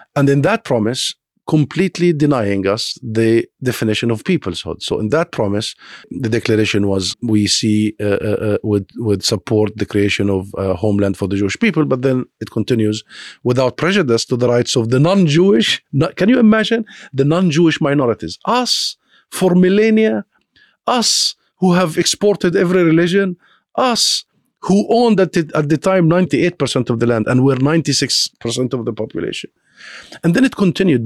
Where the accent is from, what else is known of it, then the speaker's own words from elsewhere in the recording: Gaza Strip, Palestine; now in United Kingdom; Palestinian refugees like myself. I am not originally from Gaza.